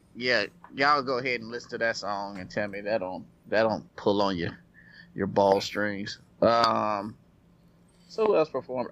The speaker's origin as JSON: {"language": "English", "town": "Nashville", "region": "Tennessee", "country": "United States", "said": "I'm from Nashville"}